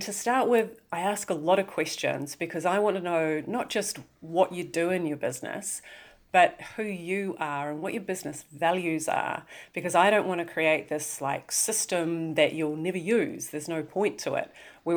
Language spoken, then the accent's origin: English; New Zealand; you may be able to tell by my dulcet tones that I'm from New Zealand